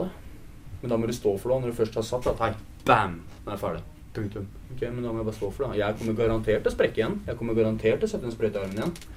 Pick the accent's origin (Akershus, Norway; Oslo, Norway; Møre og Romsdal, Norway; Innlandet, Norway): Akershus, Norway; Vestby; jeg er oppvokst i Vestby